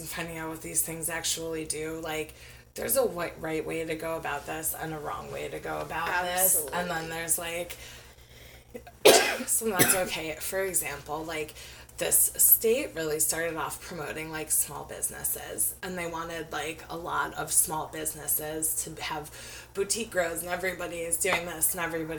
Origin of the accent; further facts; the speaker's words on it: Ohio, United States; also born or lived in Oregon; now in Washington, United States; I'm from Ohio